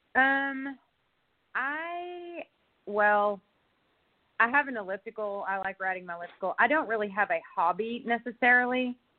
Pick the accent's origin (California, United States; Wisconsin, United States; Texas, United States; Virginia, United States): Texas, United States; Longview; also born or lived in Houston, Texas; now in Austin, United States; I was born in Houston, grew up in Longview, Texas, and I've lived in Austin now um, for 20 years.